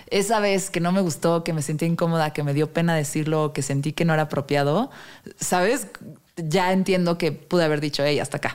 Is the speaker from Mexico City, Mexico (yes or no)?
yes; Mexico City, Mexico; Bueno, yo siendo chilanga.